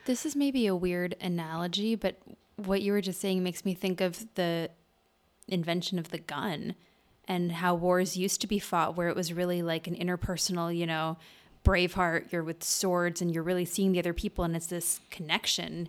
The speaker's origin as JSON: {"language": "English", "town": "Madison", "region": "Wisconsin", "country": "United States", "said": "There's this group in Madison, which is where I'm from, in Wisconsin"}